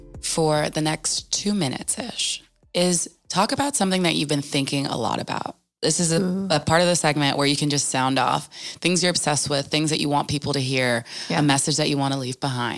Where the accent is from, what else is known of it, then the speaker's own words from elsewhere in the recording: New Jersey, United States; I'm also from Jersey.